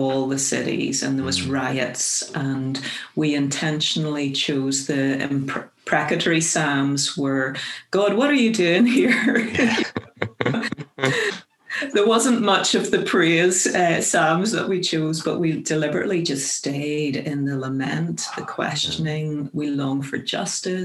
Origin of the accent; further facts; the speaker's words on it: County Armagh, Northern Ireland, United Kingdom; moved away as an adult; also born or lived in Kenya; now in Grand Rapids, United States; I am originally from County Armagh in Northern Ireland and grew up there